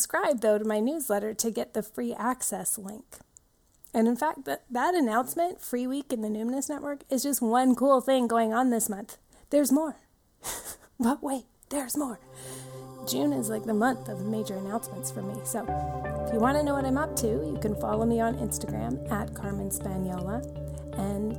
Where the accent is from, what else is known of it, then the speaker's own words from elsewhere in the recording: Shawnigan Lake, British Columbia, Canada; I grew up in the Cowichan Valley and in Shaunigan Lake here on Vancouver Island.